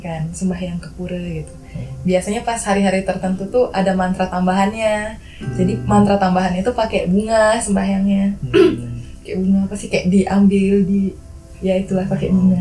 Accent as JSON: {"language": "Indonesian", "region": "Bali", "country": "Indonesia", "tie": "born or raised there", "moved": "as an adult", "lives_now": "Yogyakarta, Indonesia", "said": "aku selama tinggal di Bali dari kecil sampai besar tinggal di Bali"}